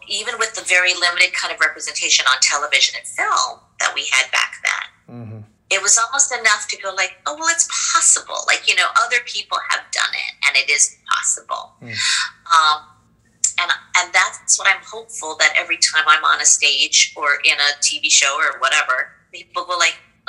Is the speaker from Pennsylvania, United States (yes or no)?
no; Hawaii, United States; where I grew up in Hawaii